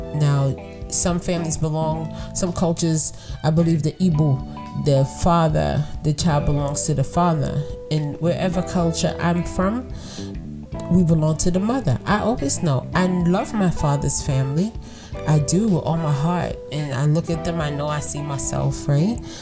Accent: New York City, New York, United States; not Brooklyn, right here, Brooklyn. This is where I'm from, born and raised

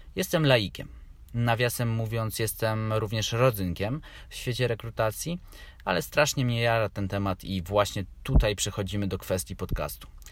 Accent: Warsaw, Masovian Voivodeship, Poland; Mieszkam od urodzenia w Warszawie

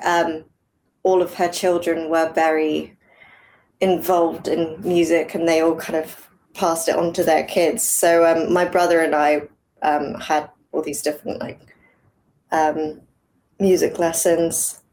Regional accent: England, United Kingdom; I grew up over here in England

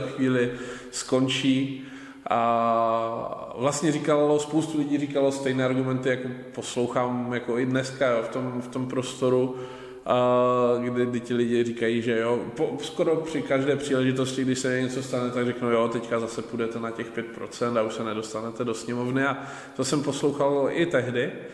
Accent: Ostrava, Moravian-Silesian Region, Czechia; já jsem vlastně z Ostravy

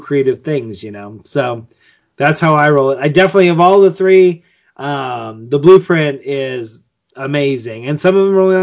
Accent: United States; I'm American

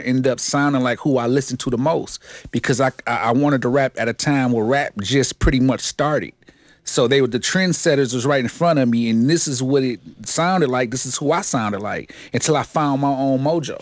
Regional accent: Detroit, Michigan, United States; I grew up, uh, west side of Seven Mile, man. Uh, Seven Mile and Living Noise is my stumping grounds. Detroit, Michigan

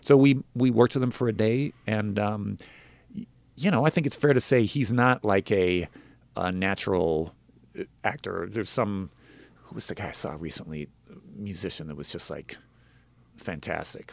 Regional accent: Denver, Colorado, United States; also born or lived in Los Angeles; now in Nashville, United States; growing up in Denver

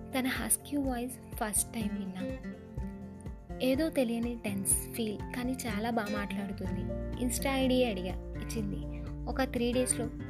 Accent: Visakhapatnam, Andhra Pradesh, India; నేను మా ఊరు వచ్చేసా వైజాగ్కి

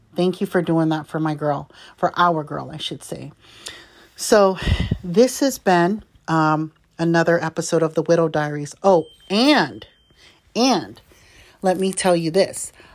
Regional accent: California, United States; native Californian like me

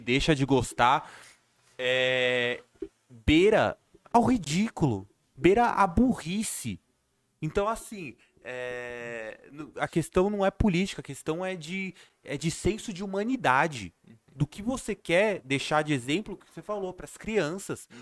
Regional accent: Santo André, São Paulo, Brazil; eu sou de Santo André

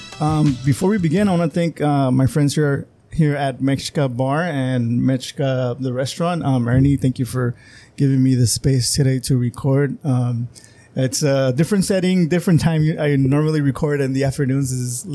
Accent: Calexico, California, United States; I'm from Calexico.

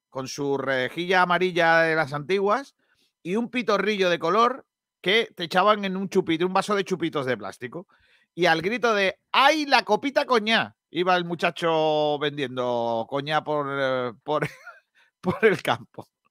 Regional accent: Rincón de la Victoria, Andalusia, Spain; mi pueblo

